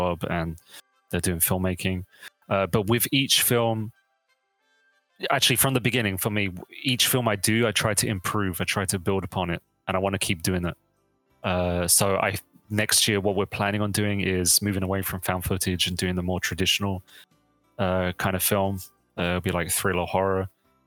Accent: London, United Kingdom; now in Sacramento, United States; I'm from London

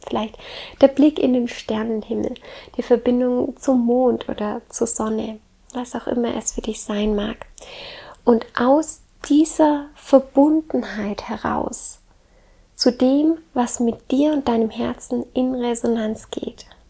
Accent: Southern Germany, Germany; also born or lived in Baltic Sea coast; Ich komme ja ursprünglich aus dem Süden Deutschlands und bin jetzt hier an der Ostsee

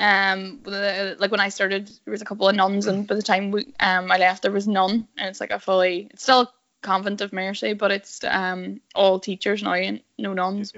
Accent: Derry, Northern Ireland, United Kingdom; I'm from Derry, which wouldn't be a DUP constituency

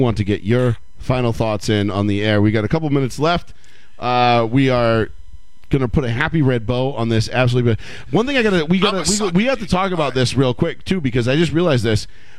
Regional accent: Houston, Texas, United States; I was born in Houston, so I'm partial to everything Texas.

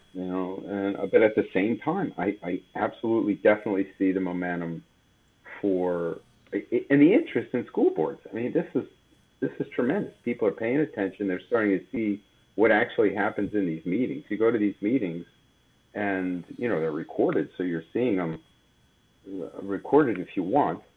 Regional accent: Bethlehem, Pennsylvania, United States; I'm originally from the Lehigh Valley, Bethlehem. Um, born and raised

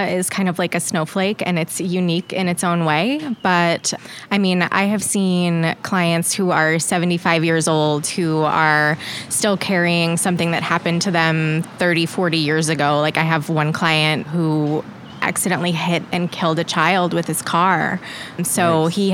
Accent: New York, United States; now in Kansas City, United States; I grew up on Long Island. Very glamorous.

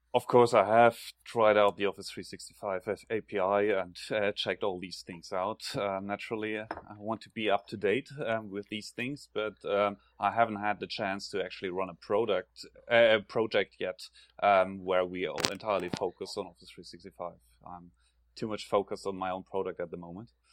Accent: Germany; accent: German; English is a second language; now in Sweden; you can probably hear from my accent that I'm originally from Germany.

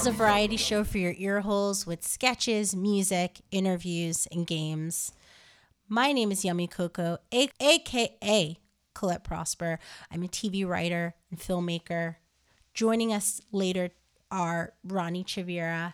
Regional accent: New Jersey, United States; moved away as an adult; also born or lived in New York metro area / Haiti (ancestry); now in Los Angeles, United States; My family's from Haiti. I was born and raised in Jersey. Then I lived years and years in New York, from the New York metro area anyway. And now I'm living

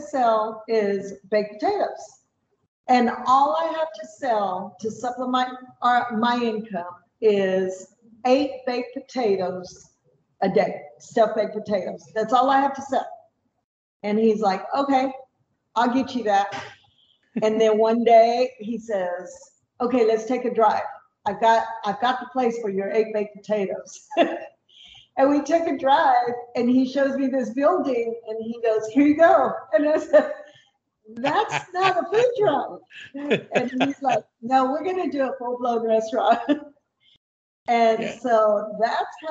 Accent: Vanderbilt, Texas, United States; also born or lived in Palacios, Texas; We were raised in Vanderbilt, Texas, which is a little small town

